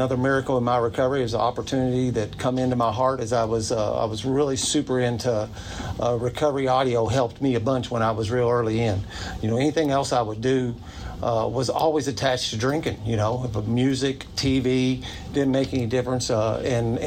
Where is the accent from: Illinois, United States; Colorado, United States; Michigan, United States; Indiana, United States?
Indiana, United States; New Albany; I'm from New Albany